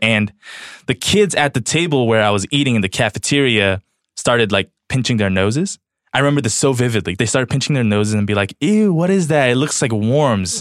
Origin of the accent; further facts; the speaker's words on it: Los Angeles, California, United States; also born or lived in South Korea; I'm from Los Angeles. I grew up for the majority of my childhood here